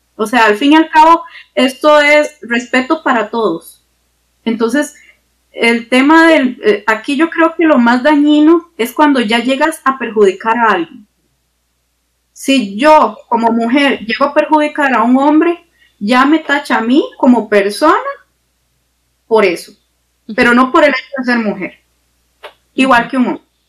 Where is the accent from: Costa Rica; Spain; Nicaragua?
Costa Rica; somos ticos